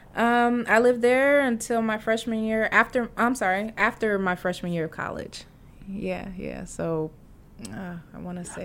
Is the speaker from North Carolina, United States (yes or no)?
no; Champaign, Illinois, United States; moved away; also born or lived in Fort Dodge, Iowa / St. Charles, Missouri / Atlanta, Georgia; we moved to um, central Illinois, Champaign, Illinois